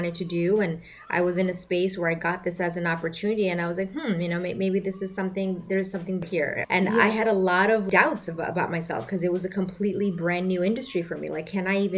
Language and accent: English; Bangladesh; moved away; accelerated medical program in my home country, Bangladesh